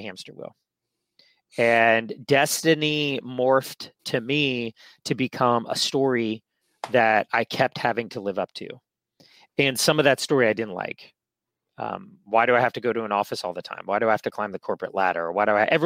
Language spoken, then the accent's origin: English; San Francisco, California, United States; I grew up here in San Francisco, city kid.